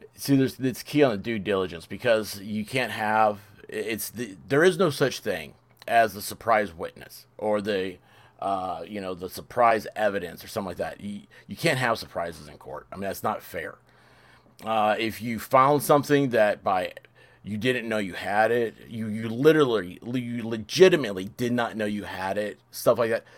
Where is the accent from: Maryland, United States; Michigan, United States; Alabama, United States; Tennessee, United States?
Tennessee, United States; Memphis; moved away; I'm from Memphis originally